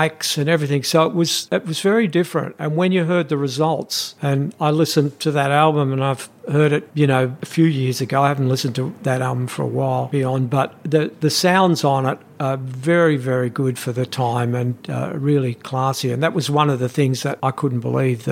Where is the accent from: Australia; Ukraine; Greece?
Australia; we come from Australia